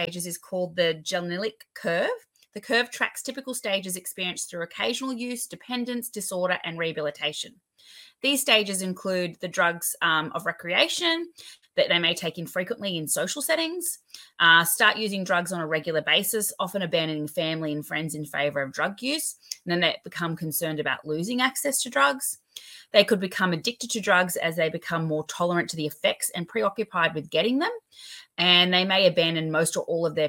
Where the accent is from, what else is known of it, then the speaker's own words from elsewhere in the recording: Australia; your Australian dental hygiene host